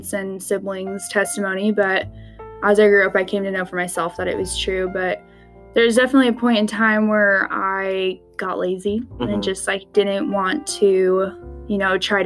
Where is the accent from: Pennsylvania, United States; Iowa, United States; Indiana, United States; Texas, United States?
Indiana, United States; now in Utah, United States; I was born in Indiana, but I moved to Utah with my family about 10 years ago